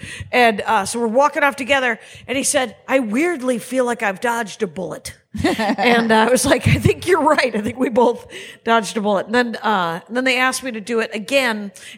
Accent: Wisconsin, United States; Turns out I'm from Wisconsin.

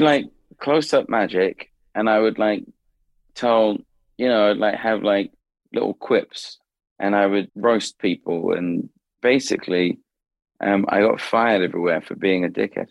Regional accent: London, United Kingdom; moved away; Southeast London. That's where I grew up. My parents are still in the same house

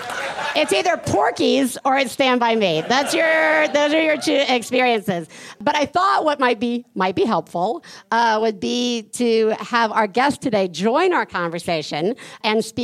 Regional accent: Deep South, United States; I grew up in the Deep South, and Ouija boards were the devil's tool

